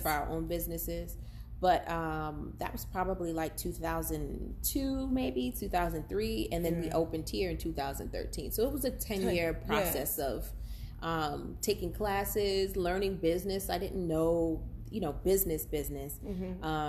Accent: Boston, Massachusetts, United States; I grew up in Boston

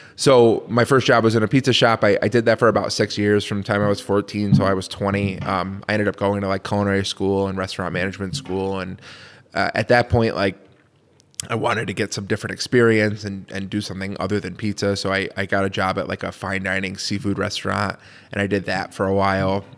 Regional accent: Connecticut, United States; now in Syracuse, United States; I'm, I'm from Connecticut originally.

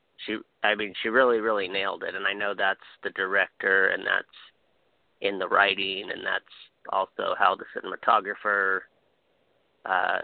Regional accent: Hawaii, United States; I'm from Hawaii

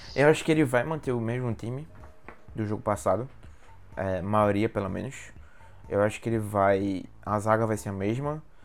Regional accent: Pernambuco, Brazil; na minha terra, é, terra Pernambuco

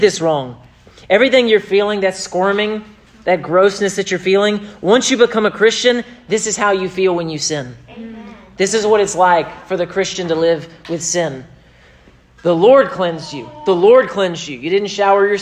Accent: United States; I am an American

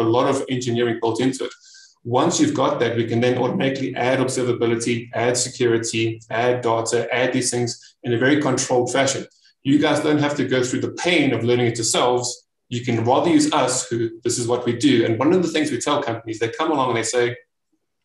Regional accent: South Africa; I am from South Africa

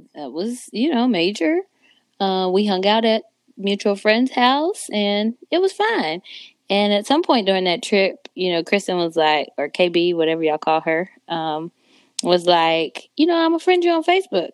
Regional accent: San Antonio, Texas, United States; also born or lived in Chicago, Illinois / Indianapolis, Indiana; now in Dallas, United States; I was born in Chicago, but I was raised in Texas, San Antonio, Texas, to be specific.

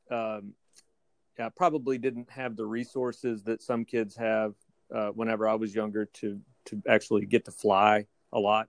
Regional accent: Fort Worth, Texas, United States; also born or lived in Houston, Texas / Waco, Texas / Tyler, Texas; now in Rockport, United States; I actually grew up in Fort Worth. I was born in Fort Worth, and we moved around the state a little bit

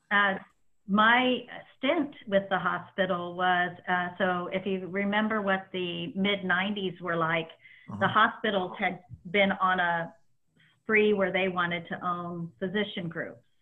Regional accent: Indianapolis, Indiana, United States; I grew up just a couple blocks from the track

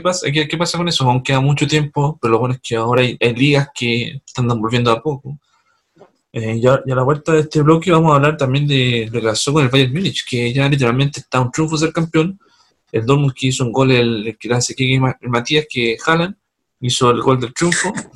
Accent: Punta Arenas, Magallanes, Chile; Saludos a Punta mi ciudad natal.

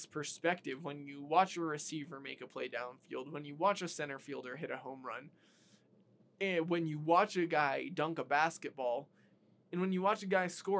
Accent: United States; As an American

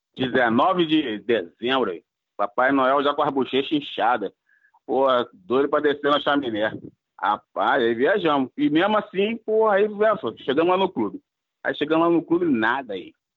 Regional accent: Cabo Frio, Rio de Janeiro, Brazil; meu pai é cabista, minha mãe é de armação de búzios e eu nasci em Cabo Frio

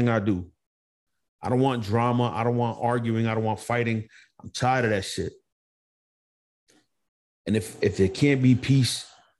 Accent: Montgomery, United States; growing up in Montgomery

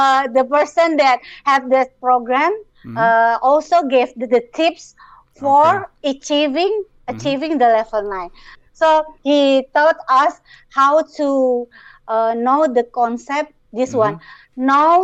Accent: Jakarta, Indonesia; I am from Jakarta, Indonesia

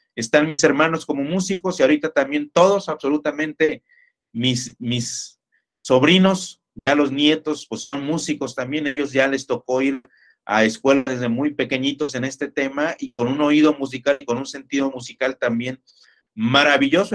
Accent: Ciudad Victoria, Tamaulipas, Mexico; accent: norteño; moved away as an adult; now in Jalisco, Mexico; yo soy oriundo de Ciudad Victoria, Tamaulipas, norteño, amigo. A veces todavía nos sale el acento, aunque ya tenemos más de 20 años viviendo por acá en Jalisco

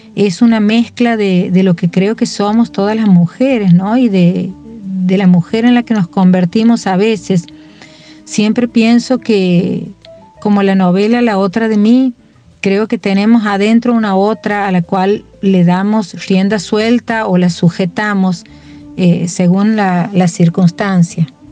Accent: Santiago del Estero, Argentina; now in Córdoba, Argentina; me defino como santiagueña. Yo creo que ese es eh, el lugar de donde, de donde vengo y al que vuelvo siempre

